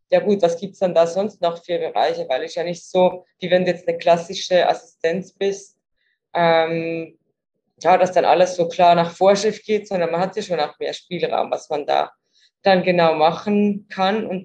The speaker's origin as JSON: {"language": "German", "region": "Zurich", "country": "Switzerland", "said": "ich komme ursprünglich aus der Schweiz, aus Zürich"}